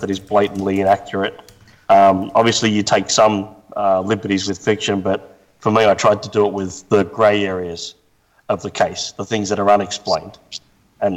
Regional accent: Australia; moved away as an adult; now in Tampa, United States; I'm based in Tampa, Florida. I probably don't sound like it. I'm originally from Australia, but moved over to the US about 14 years ago

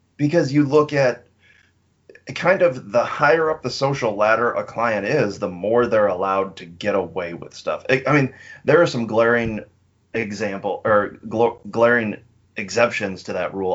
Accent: United States; being American

